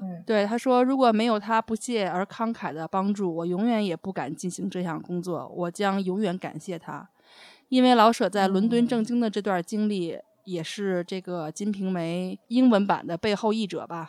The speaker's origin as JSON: {"language": "Chinese", "country": "China", "said": "我们中国人"}